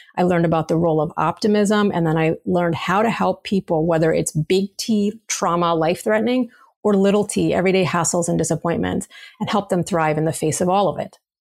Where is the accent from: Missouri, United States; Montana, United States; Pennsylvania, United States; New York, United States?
New York, United States; New York City; as a New Yorker